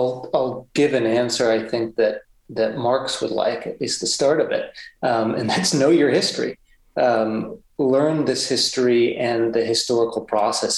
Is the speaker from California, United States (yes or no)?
yes; California, United States; moved away; also born or lived in Pennsylvania; when I was a kid growing up in California